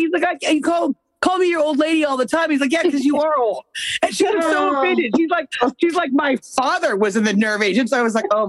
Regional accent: Corvallis, Oregon, United States; I'm from Corvallis

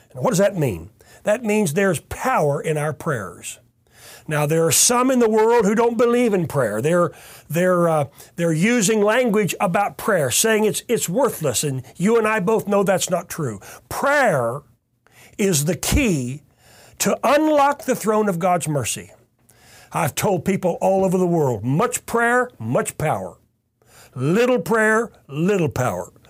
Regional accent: Tulsa, Oklahoma, United States; I was born right here in Tulsa, Oklahoma

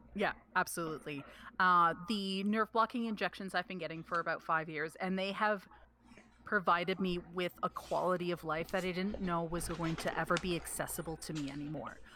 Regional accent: Canada; I am Canadian

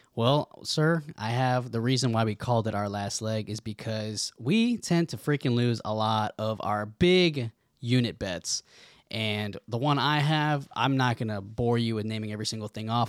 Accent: Indianapolis, Indiana, United States; We are from Indianapolis

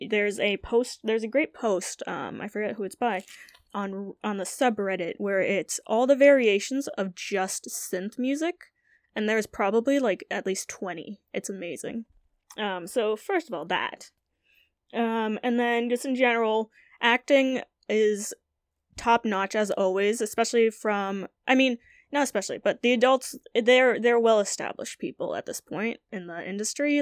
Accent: New England, United States; also born or lived in Southern Vietnam; I, I'm a New Englander, so, you know, I'm used to, like, hot, humid weather or really cold and dry weather.

